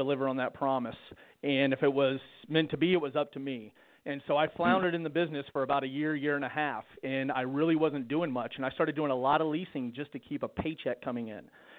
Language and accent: English; Ohio, United States; now in Georgetown, United States; originally I was born in Ohio